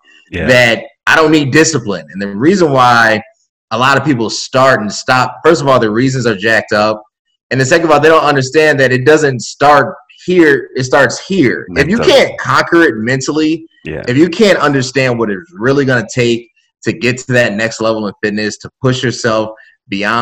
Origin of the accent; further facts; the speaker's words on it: Chicago, Illinois, United States; a Chicagoan